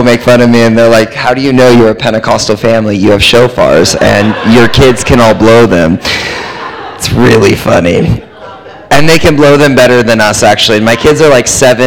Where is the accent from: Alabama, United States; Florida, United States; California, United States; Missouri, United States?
California, United States; accent: American; also born or lived in Texas; We're from California